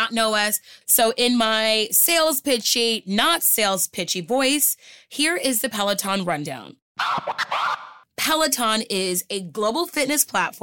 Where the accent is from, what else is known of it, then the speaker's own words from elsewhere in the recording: Houston, Texas, United States; moved away; also born or lived in Los Angeles, California; I grew up in Houston, Texas, and I lived in LA for 12 years.